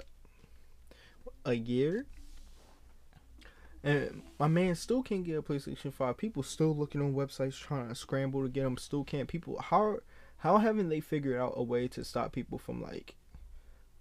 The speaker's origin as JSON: {"language": "English", "country": "United States", "tie": "born or raised there", "said": "as a young kid growing up in America"}